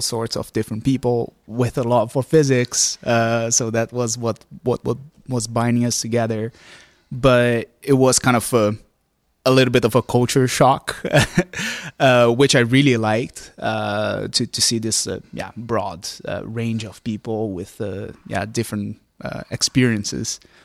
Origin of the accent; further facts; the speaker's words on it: Brazil; moved away as an adult; now in Groningen, Netherlands; I grew up in Brazil